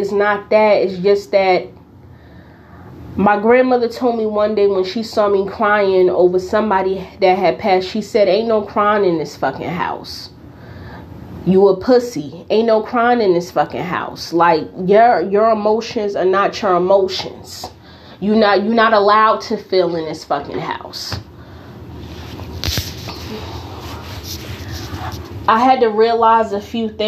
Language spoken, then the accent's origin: English; Newark, New Jersey, United States; growing up in Newark